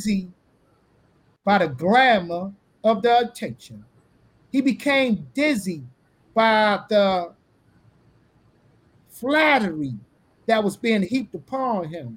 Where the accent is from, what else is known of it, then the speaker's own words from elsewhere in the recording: Newark, New Jersey, United States; I'm from Newark, New Jersey